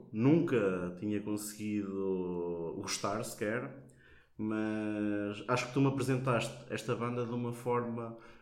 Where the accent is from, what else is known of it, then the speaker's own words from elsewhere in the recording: Portugal; moved away as an adult; now in Coimbra, Portugal; Eu gosto muito de onde venho. Eu não troco Santa Mar da Boiça por nada. É a minha terra.